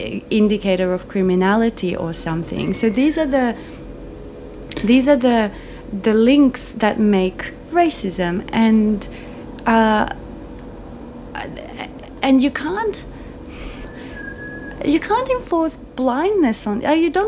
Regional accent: Croatia; now in Melbourne, Australia; my hometown in Croatia

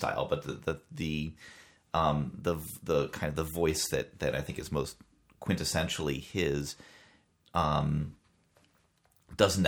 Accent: Maine, United States; growing up in Maine

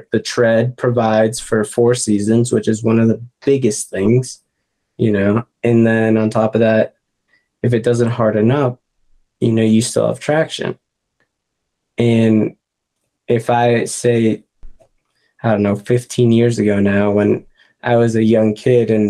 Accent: Boston, Massachusetts, United States; moved away; I'm from Boston originally.

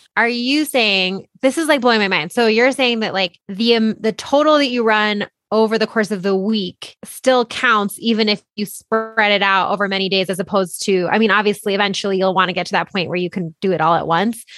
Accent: Boulder, Colorado, United States; being born and bred in Boulder

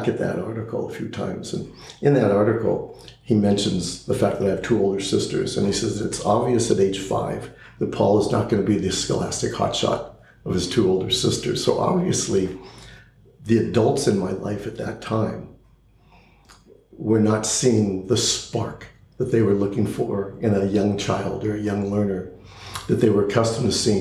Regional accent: Los Angeles, California, United States; also born or lived in Pittsburgh, Pennsylvania; I grew up in Southern California. I went to all local Los Angeles public schools.

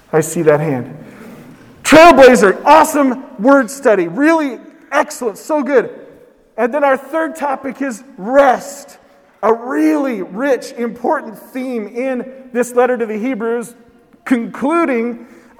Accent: West Coast, United States; I'm from the West Coast

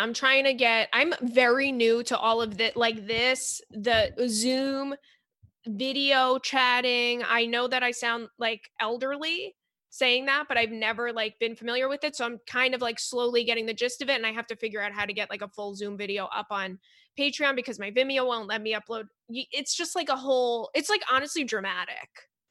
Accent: Long Island, New York, United States; I'm from Long Island

